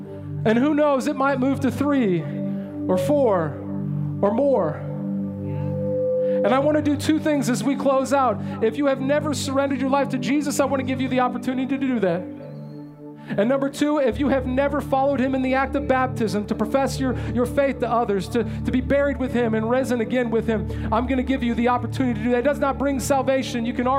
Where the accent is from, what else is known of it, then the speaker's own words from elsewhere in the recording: California, United States; There was no earthquake because I came from California. I know how to check.